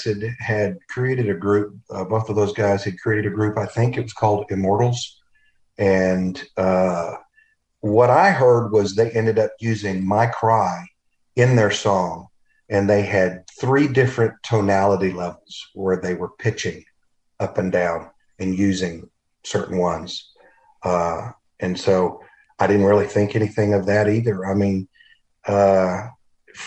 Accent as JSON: {"language": "English", "town": "Longview", "region": "Texas", "country": "United States", "tie": "born or raised there", "also_born_or_lived": "New York", "moved": "as an adult", "said": "I grew up in Longview, Texas"}